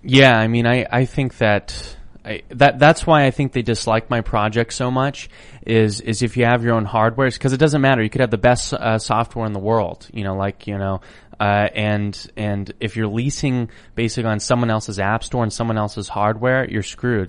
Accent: Idaho, United States; growing up where I grew up, it was, you know, a, an amazing, wonderful place. It was a very beautiful geography. I'm from Idaho

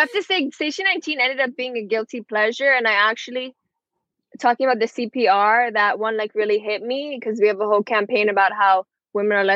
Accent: Miami, Florida, United States; I was born, raised 305 Miami, Florida, my whole life.

